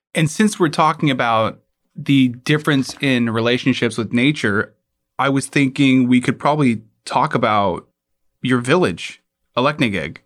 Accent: Alaska, United States; I was born and raised in Alaska

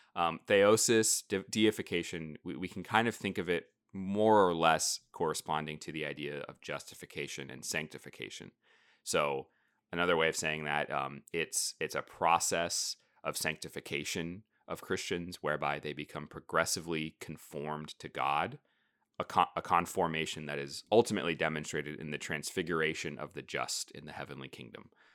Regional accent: United States; being American, modern, you know, twenty-first century Protestants

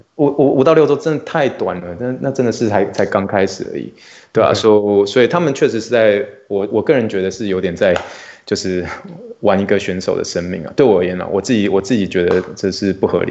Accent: Luzhou, New Taipei, Taiwan; now in Texas, United States; 我在台湾是来自于泸州啦，所以新北是泸州

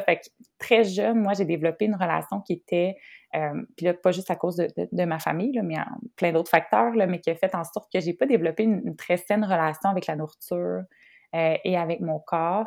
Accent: Trois-Rivières, Quebec, Canada; je suis de Trois-Rivières

